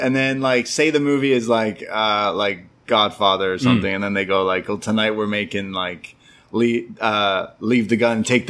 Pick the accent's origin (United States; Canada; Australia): Canada; I'm a Canadian